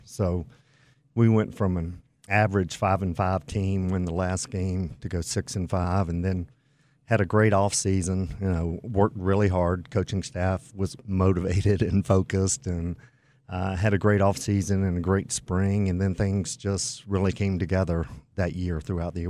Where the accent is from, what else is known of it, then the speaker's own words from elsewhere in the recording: the Carolinas, United States; I grew up in the Carolinas